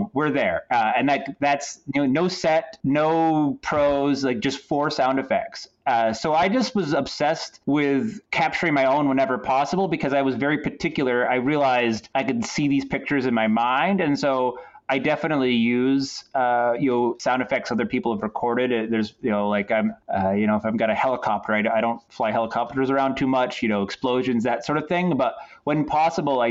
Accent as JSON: {"language": "English", "area": "Bangor, Old Town, Orono area", "region": "central Maine", "country": "United States", "tie": "born or raised there", "said": "growing up in Maine, especially the part of Maine I'm from, like central Maine, Bangor, Old Town Orono area"}